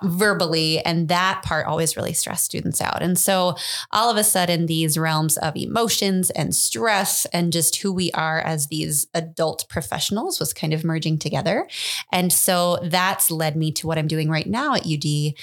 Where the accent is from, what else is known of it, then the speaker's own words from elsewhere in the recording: Muscatine, Iowa, United States; also born or lived in Cedar Falls, Iowa; now in Dubuque, United States; born and raised in Muscatine, Iowa. So I've always been here